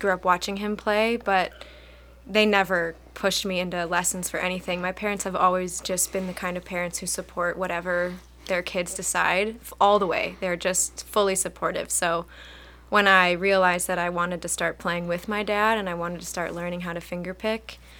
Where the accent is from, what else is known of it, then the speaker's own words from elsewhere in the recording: Chardon, Ohio, United States; I grew up in Chardon